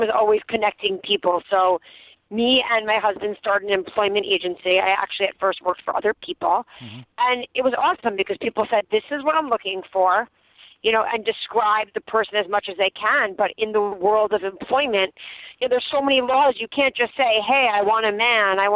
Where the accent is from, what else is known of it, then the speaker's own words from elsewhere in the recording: New York, United States; we're all from New York